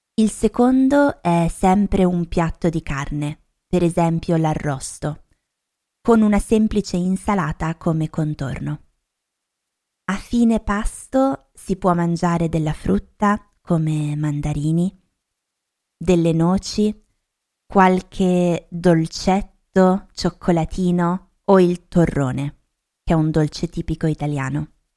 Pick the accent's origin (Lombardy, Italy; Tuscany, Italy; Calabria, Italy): Lombardy, Italy; Da dove vengo io nel nord Italia, nello specifico in Lombardia